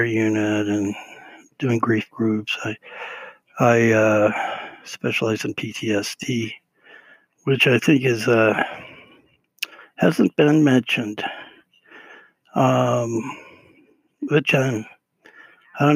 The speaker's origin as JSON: {"language": "English", "region": "Utah", "country": "United States", "tie": "born or raised there", "said": "being raised in Utah"}